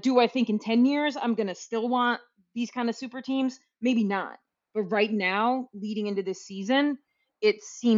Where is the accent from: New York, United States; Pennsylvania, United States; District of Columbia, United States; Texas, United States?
New York, United States; Albany; I'm from Albany.